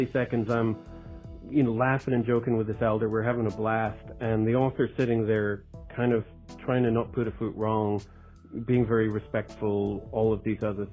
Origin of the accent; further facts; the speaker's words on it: Scotland, United Kingdom; I'm not from the States, I'm Scottish